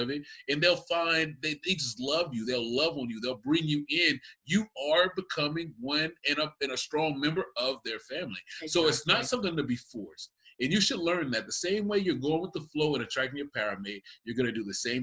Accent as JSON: {"language": "English", "region": "Texas", "country": "United States", "said": "I am from Texas. I'm from the South"}